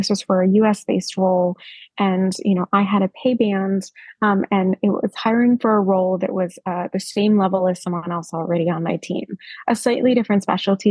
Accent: United States; now in Australia; as an American

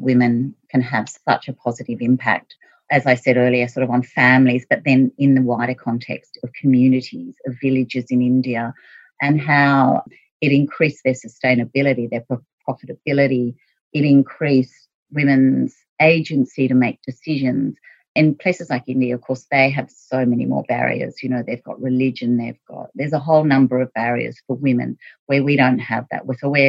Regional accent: Sydney, New South Wales, Australia; now in Condobolin, Australia; I came from Sydney and moved out to Condobolin around 20 years ago.

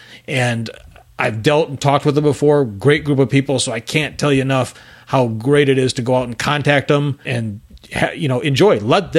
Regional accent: Michigan, United States; now in Texas, United States

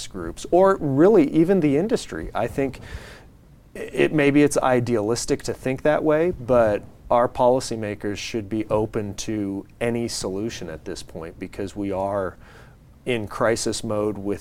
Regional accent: San Diego, California, United States; I'm born and raised in San Diego.

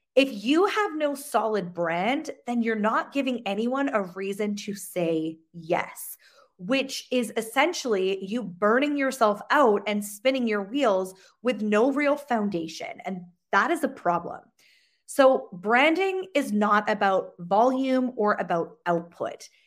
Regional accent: Sheffield, Yorkshire and the Humber, United Kingdom; now in Canada; I'm originally from Sheffield, England, but I live in the, in Canada.

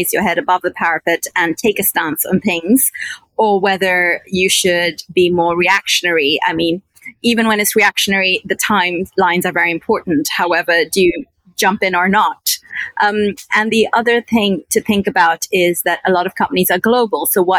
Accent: Pakistan; also born or lived in United Kingdom; now in Dubai, United Arab Emirates; I was a Pakistani citizen and I didn't speak Urdu very fluently, so I didn't think I could go back to my home country and engage.

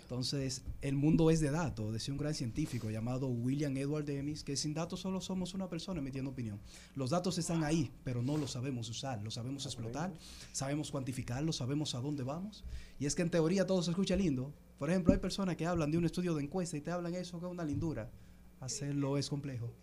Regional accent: Constanza, La Vega, Dominican Republic; now in Santo Domingo, Dominican Republic; yo soy de Constanza y donde resido, en Santo Domingo.

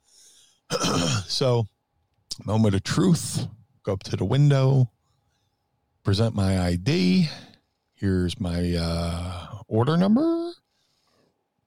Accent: United States; accent: American; they would hear our American accents

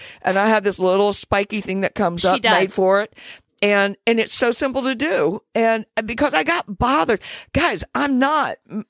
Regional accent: Deep South, United States; Growing up in the Deep South, you're taught to see color and to be divided on it.

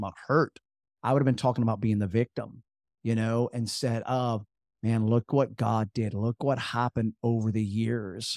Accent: Jacksonville, North Carolina, United States; growing up in Jacksonville, North Carolina

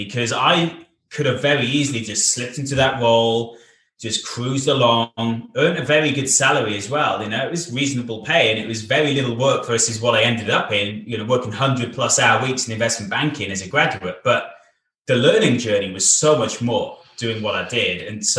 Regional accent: Bath, South West England, United Kingdom; now in Wales; And we moved from Bath, my home city in England. We moved over to Wales. So over to Cardiff in Wales, the capital city of Wales

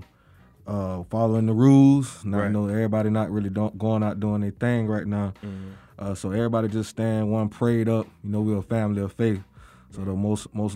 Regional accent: Fort Lauderdale, Florida, United States; I'm from Fort Lauderdale, Florida.

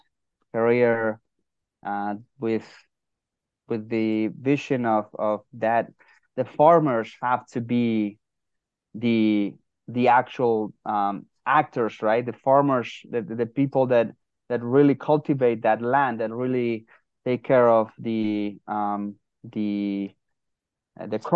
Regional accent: San Sebastian, Basque Country, Spain; moved away as an adult; now in United States; Originally from San Sebastian, Spain

